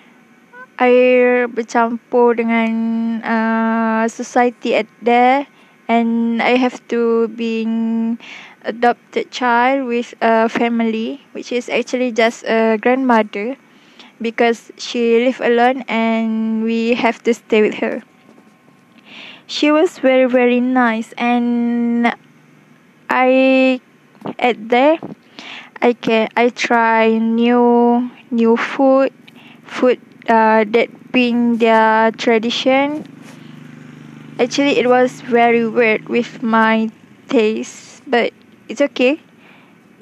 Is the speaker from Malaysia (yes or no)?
yes; Selangor, Malaysia; moved away; also born or lived in Terengganu; I came from Selangor